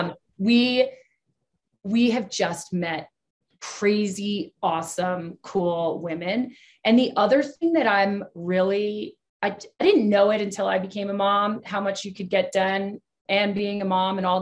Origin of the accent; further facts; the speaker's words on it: Texas, United States; I was born in Texas